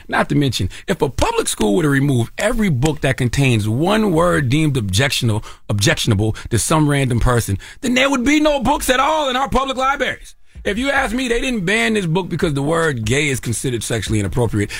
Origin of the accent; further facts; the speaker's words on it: South Carolina, United States; I'm from South Carolina